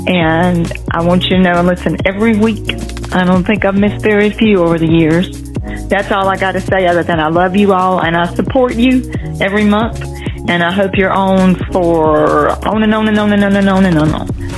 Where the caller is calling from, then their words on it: Greensboro, North Carolina, United States; I'm calling from Greensboro, North Carolina.